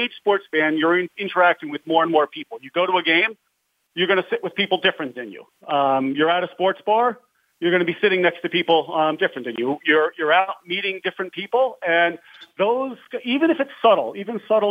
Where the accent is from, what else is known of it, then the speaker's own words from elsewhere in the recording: New York, United States; I grew up in New York